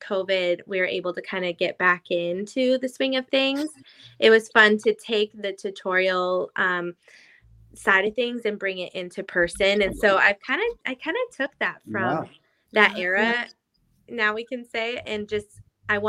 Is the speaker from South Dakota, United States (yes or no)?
no; Idaho, United States; moved away as an adult; also born or lived in Los Angeles, United States; now in Nashville, United States; I grew up in Idaho